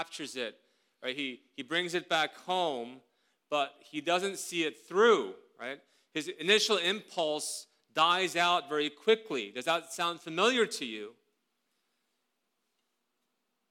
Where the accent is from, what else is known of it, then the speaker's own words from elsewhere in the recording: South Korea; moved away; When I grew up in Korea more than 30 years ago